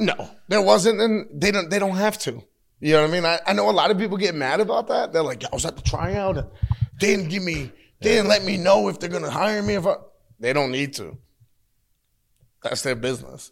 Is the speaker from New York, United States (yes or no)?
yes; New York, United States; I, I come from New York